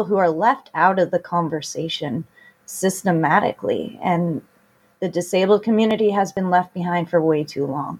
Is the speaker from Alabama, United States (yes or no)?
no; Beaverton or Hillsboro, Oregon, United States; also born or lived in California; I am from Beaverton or Hillsboro, Oregon. I was born and raised in this district.